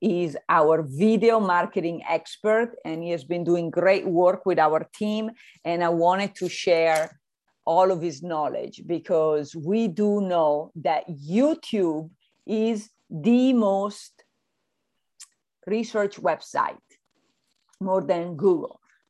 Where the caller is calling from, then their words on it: Santa Barbara, California, United States; Well, I'm connecting from Santa Barbara by the zoo.